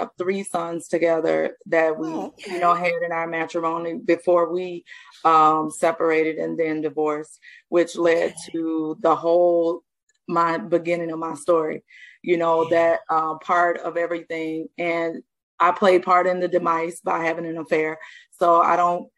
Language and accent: English; the South, United States; I'm from the South.